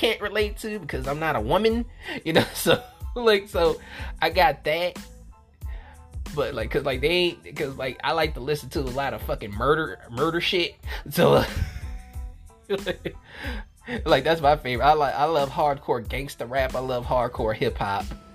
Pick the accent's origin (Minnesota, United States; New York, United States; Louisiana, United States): Louisiana, United States; New Orleans; I'm from New Orleans